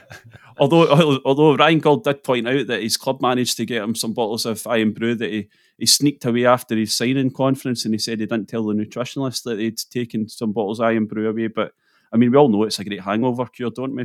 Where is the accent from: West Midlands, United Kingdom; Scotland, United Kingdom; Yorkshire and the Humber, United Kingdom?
Scotland, United Kingdom; near Glasgow; moved away as an adult; also born or lived in Edinburgh; now in North East Scotland, United Kingdom; I grew up near Glasgow.